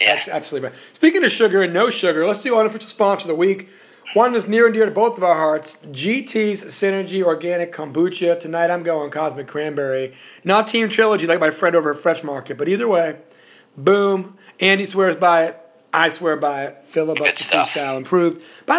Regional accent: Puerto Rico; Because I was coming from Puerto Rico, everybody listens to salsa, and that's great.

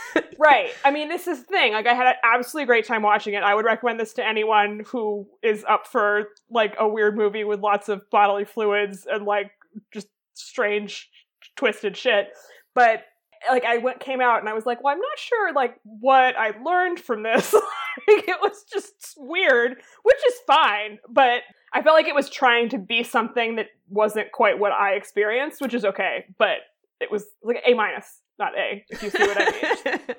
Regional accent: Boston, Massachusetts, United States; I learned about literally every single year in school until I was probably 14 because I am from Massachusetts

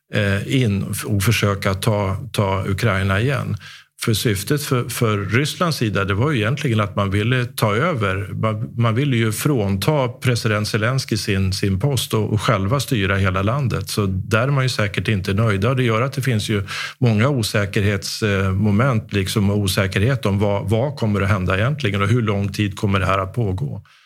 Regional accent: Sweden; hur vi har det här hemma i Sverige.

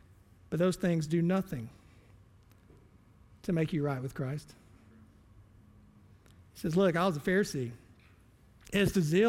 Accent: the Bible Belt, United States; I was born and raised in church. I'm from the Bible Belt.

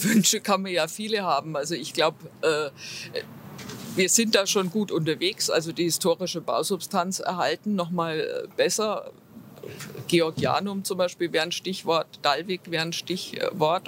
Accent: Nuremberg, Bavaria, Germany; moved away as an adult; also born or lived in Wiesbaden / Erlangen; now in Ingolstadt, Germany; sozusagen meinen Eltern nach Nürnberg. Bin eigentlich in Franken, also in Nürnberg aufgewachsen

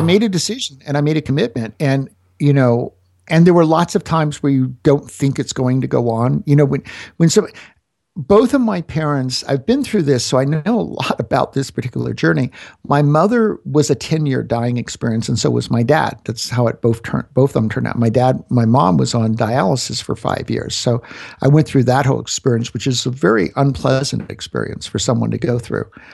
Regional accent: Florida, United States; now in Denver, United States; I'm from Florida

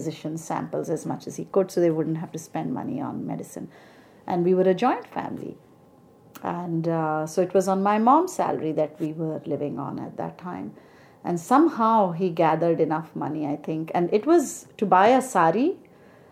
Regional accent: Jabalpur, Madhya Pradesh, India; moved away as an adult; now in United States; my dad had been transferred from Jabalpur, my hometown

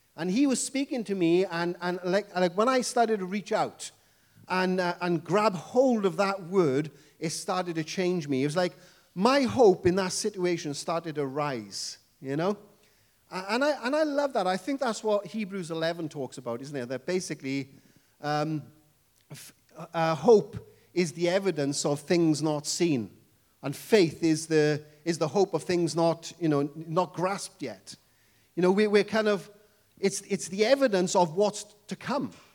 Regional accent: Wales, United Kingdom; accent: Welsh English; I come from the lovely country called Wales

